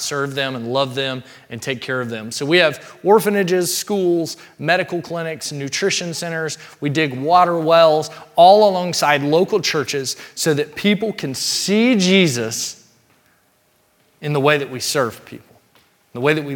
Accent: Mississippi, United States; we grew up in Mississippi, small town Mississippi in particular

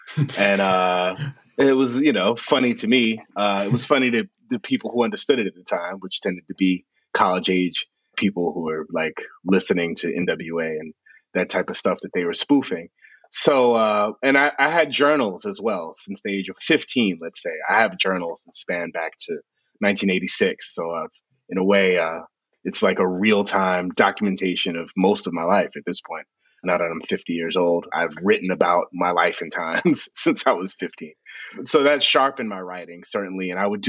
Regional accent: South Bronx, New York, United States; I grew up in the South Bronx, and so I discovered hip hop in the 1970s

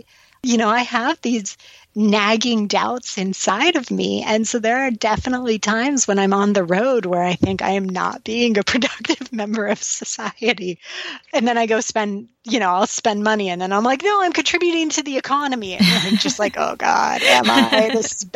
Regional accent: United States; as an American and as a white woman

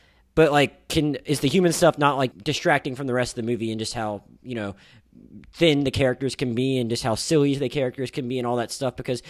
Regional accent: Pensacola, Florida, United States; my hometown of Pensacola, Florida

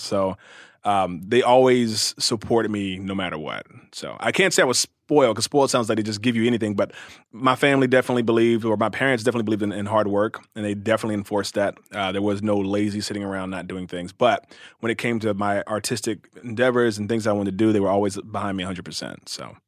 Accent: Cincinnati, Ohio, United States; also born or lived in Louisville, Kentucky; raised in Cincinnati, Ohio.

